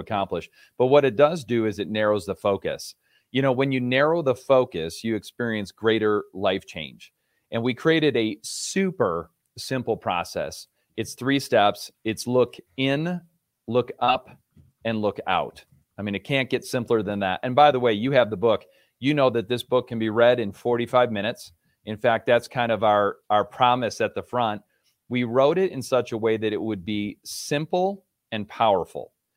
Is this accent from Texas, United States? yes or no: no; Rochester, New York, United States; moved away as an adult; also born or lived in Virginia; now in Colorado, United States; I grew up in Rochester, New York, so I'm a New York native.